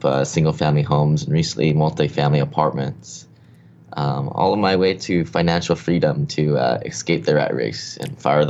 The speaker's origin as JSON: {"language": "English", "town": "Honolulu", "region": "Hawaii", "country": "United States", "tie": "born or raised there", "also_born_or_lived": "Seattle, Washington", "said": "So I grew up here in Honolulu."}